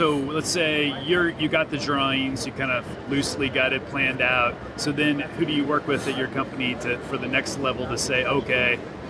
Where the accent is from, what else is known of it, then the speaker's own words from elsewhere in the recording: Illinois, United States; I'm from Illinois